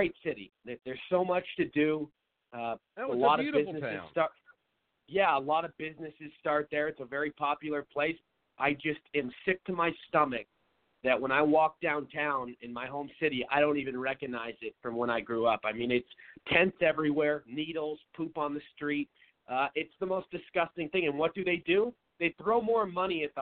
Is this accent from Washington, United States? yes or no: yes; Seattle, Washington, United States; moved away as an adult; now in Phoenix, United States; I was born and raised in Seattle, and I moved down to Phoenix, Arizona about 7 years ago.